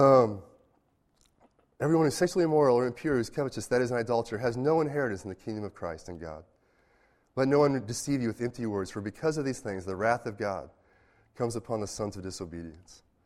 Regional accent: United States; I'm an American.

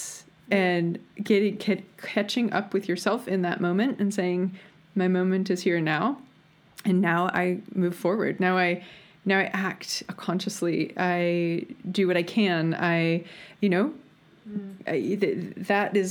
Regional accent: United States; I'm American

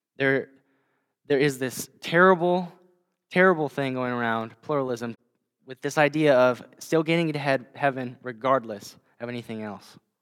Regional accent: Hills-Beaver Creek area, Minnesota, United States; now in Vermillion, United States; I actually grew up just, uh, about twenty miles from here, um, in the Hills Beaver Creek area

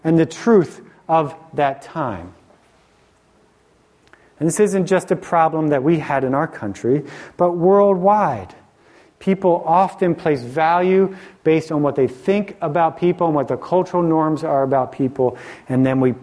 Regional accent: Philadelphia, Pennsylvania, United States; I grew up in Philly, and we have this different mentality in Philly oftentimes

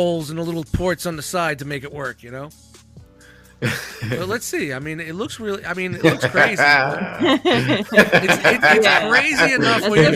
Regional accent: Boston, Massachusetts, United States; I'm from Boston. We say cack

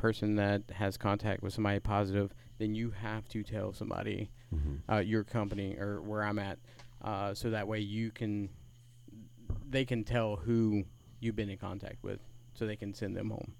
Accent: Cross Creek, Florida, United States; also born or lived in Sunrise, Florida; I grew up in Cross Creek, so I'm a Cross Creek critter.

